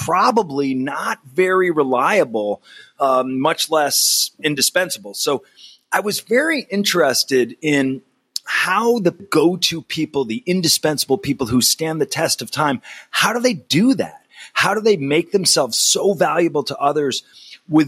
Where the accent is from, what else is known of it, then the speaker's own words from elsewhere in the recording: Berkshire Hills, Massachusetts, United States; I was born in the Berkshire Hills